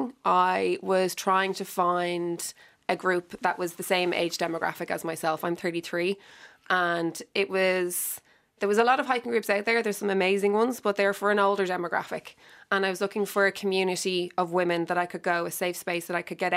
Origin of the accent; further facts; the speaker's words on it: County Meath, Ireland; moved away; also born or lived in London; I was actually raised in the countryside, so I was raised in County Meath